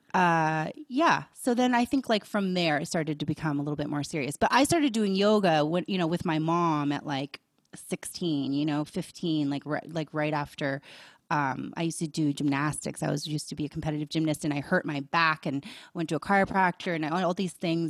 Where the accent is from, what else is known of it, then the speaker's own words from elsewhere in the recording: Boulder, Colorado, United States; growing up in Boulder, it was very open-minded